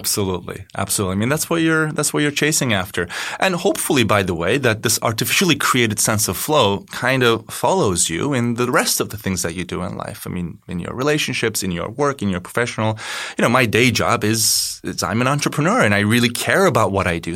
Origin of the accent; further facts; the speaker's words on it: Turkey; moved away as an adult; now in Chicago, United States; I am from Turkey. I've been living in Chicago for eleven years now